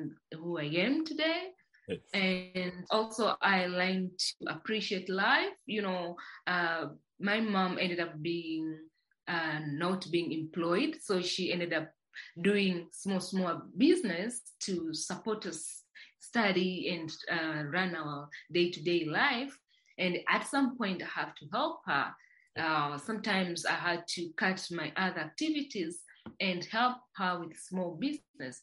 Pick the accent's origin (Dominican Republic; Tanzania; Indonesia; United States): Tanzania; Dodoma; now in Dar es Salaam, Tanzania; I was born and raised in Tanzania in a region called Dodoma